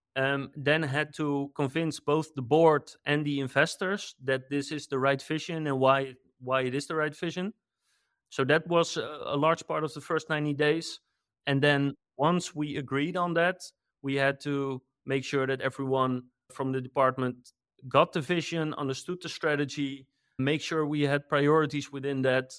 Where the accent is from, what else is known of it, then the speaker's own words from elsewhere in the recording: Netherlands; I'm from the Netherlands